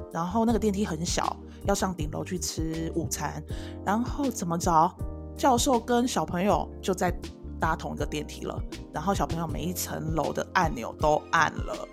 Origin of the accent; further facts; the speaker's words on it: Taiwan; 我们台湾人